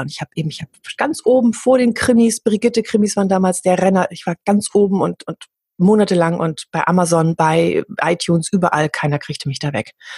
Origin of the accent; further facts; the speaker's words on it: Hamburg, Germany; Ich komme ja aus Hamburg.